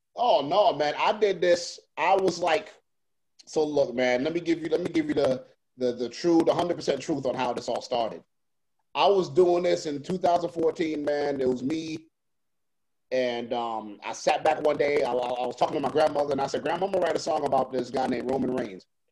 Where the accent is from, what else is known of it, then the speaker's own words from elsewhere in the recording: New York, United States; I grew up in uh, I grew up in New York, so that's where I was born at.